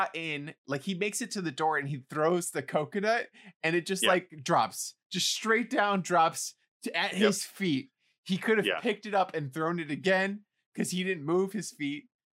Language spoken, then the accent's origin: English; United States; as an American